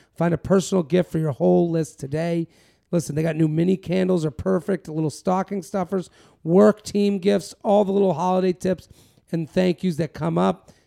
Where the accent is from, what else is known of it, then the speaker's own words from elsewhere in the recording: Massachusetts, United States; I'm from Massachusetts